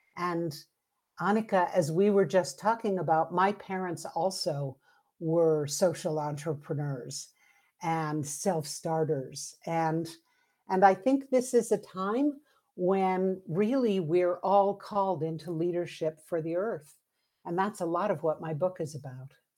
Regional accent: New York City, New York, United States; now in Santa Fe, United States; I grew up in New York City

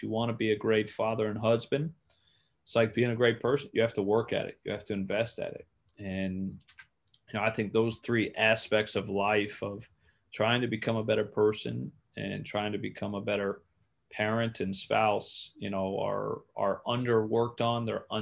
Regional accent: Clearwater, Florida, United States; moved away as an adult; growing up in Clearwater

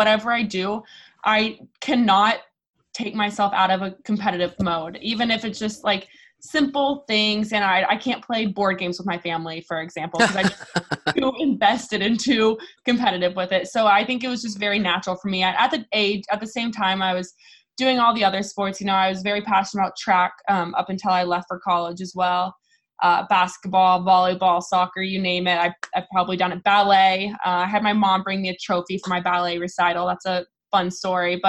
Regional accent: Lubbock, Texas, United States; moved away as an adult; also born or lived in Austin, Texas; Moved to Austin, after I graduated high school, but yeah, grew up to Lubbock, Texas

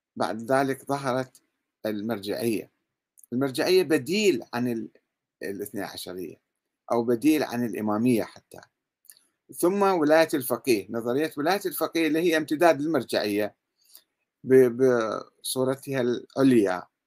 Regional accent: Iraq; عندنا بالعراق

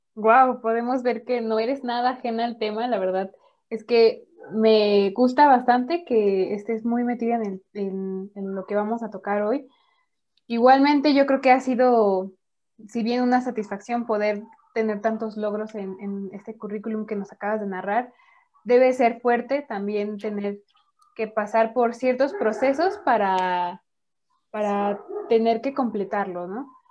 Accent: Mexico; vivimos las mujeres mexicanas

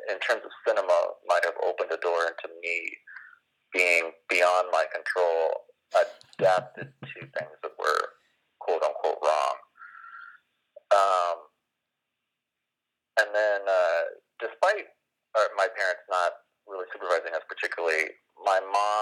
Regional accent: Los Angeles, California, United States; I grew up in Los Angeles in the Valley

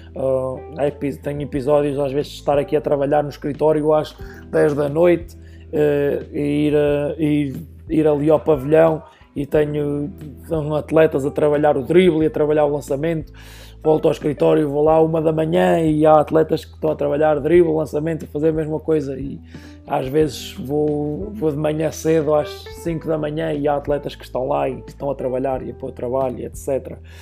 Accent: Oliveira do Hospital, Centro, Portugal; moved away as an adult; now in Lincoln, United States; eu sou natural de Oliveira do Hospital, uma pequena cidade no distrito de Coimbra

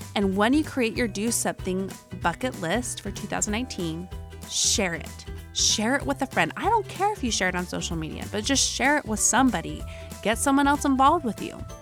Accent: Utah, United States; accent: Utah; my Utah accent

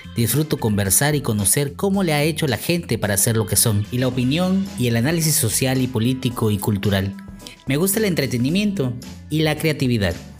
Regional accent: Chico, Chiapas, Mexico; also born or lived in Tuxtla Gutiérrez, Chiapas; Nací en Chico, Chiapas, a mitad de la década de los 80 del siglo pasado

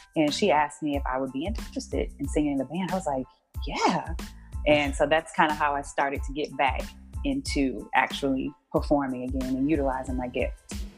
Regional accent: Houston, Texas, United States; I grew up in Houston, Texas

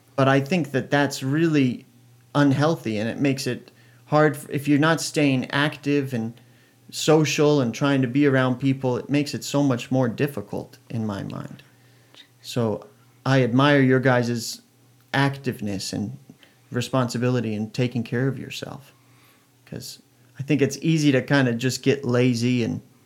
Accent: Oregon, United States; I was born in Oregon

